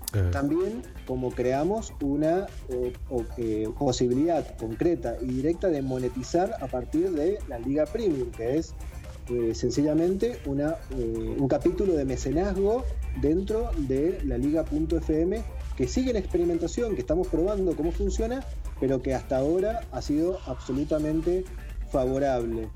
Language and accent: Spanish; Mendoza, Argentina; Sebastián y yo somos de Mendoza, estamos a mil kilómetros de, Buenos Aires